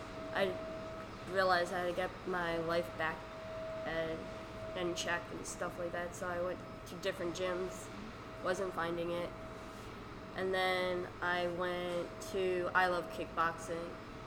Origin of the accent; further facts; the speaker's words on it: Garden City, New York, United States; also born or lived in Bayside; Garden City.